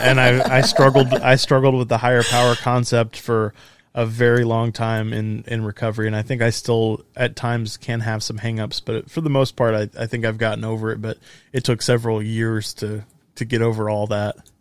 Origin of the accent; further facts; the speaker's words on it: Texas, United States; I was born and raised in Texas, right here in the center of the Bible Belt